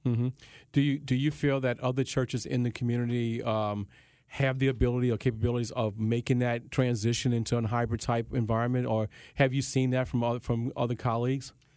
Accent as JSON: {"language": "English", "town": "Baton Rouge", "region": "Louisiana", "country": "United States", "tie": "born or raised there", "also_born_or_lived": "New Orleans", "said": "I grew up in Baton Rouge, I was in New Orleans mm-hmm. quite a mm-hmm. bit"}